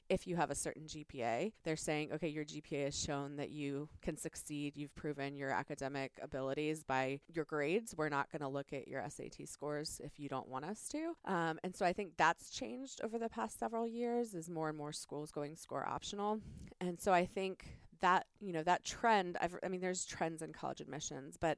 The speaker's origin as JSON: {"language": "English", "area": "Prince William County", "region": "Northern Virginia", "country": "United States", "tie": "born or raised there", "said": "I grew up in Northern Virginia. I grew up in Prince William County"}